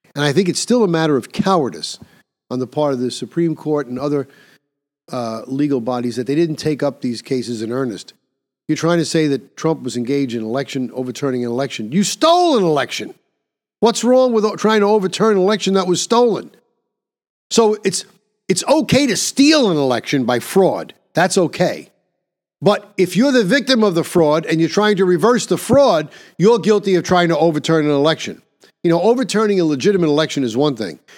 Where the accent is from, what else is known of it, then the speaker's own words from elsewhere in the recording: New York, United States; my home state of New York